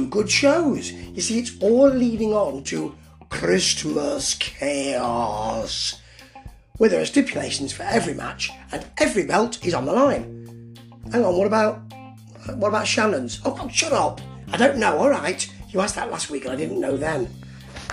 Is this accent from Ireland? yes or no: no; England, United Kingdom; Being English